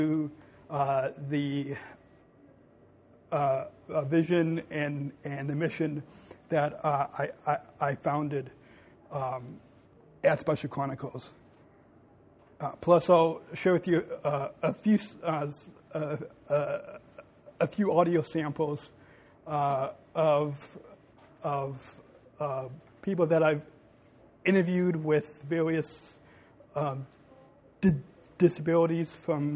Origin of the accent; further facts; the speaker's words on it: Long Beach, California, United States; I was born in Long Beach, California